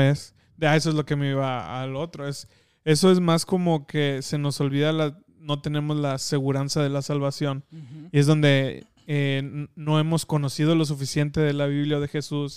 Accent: Mexico; nosotros que crecimos en México

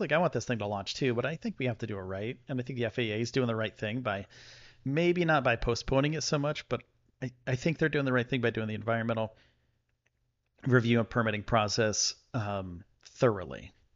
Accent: Buffalo, New York, United States; now in Texas, United States; I'm from the Buffalo area

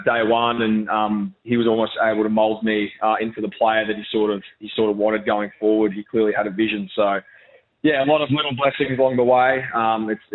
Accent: Brisbane, Queensland, Australia; moved away as an adult; now in Adelaide, Australia; being able to move out of my hometown as well in Brisbane. I was, raised in Brisbane.

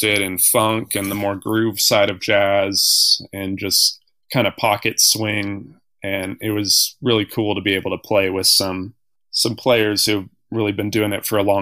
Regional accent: Bloomington, Indiana, United States; moved away as an adult; also born or lived in New Orleans, Louisiana; now in North Carolina, United States; Grew up in Indiana and went to school there as well

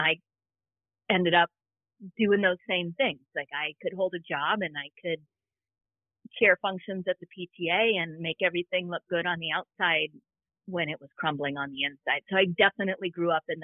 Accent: Southern California, United States; I grew up in Southern California

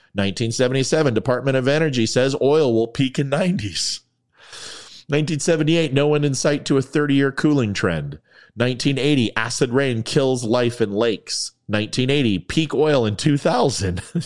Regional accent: United States; I'm an American

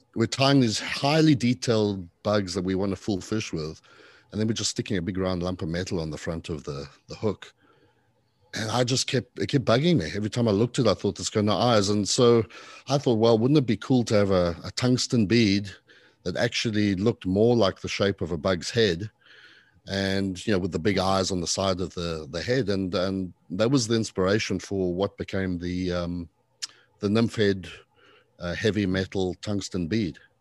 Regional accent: South Africa; accent: a mix of British and not sure quite what; moved away as an adult; also born or lived in Zimbabwe / London, United Kingdom / Arizona, United States; now in Charleston, United States; I was born in Zimbabwe, in Africa. and, uh, you know, grew up mostly as a teenager in South Africa.

